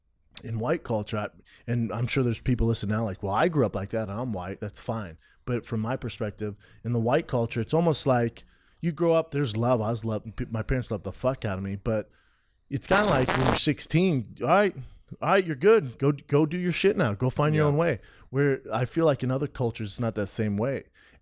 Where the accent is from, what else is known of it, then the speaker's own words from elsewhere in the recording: Aurora, Colorado, United States; I grew up in Aurora, Colorado.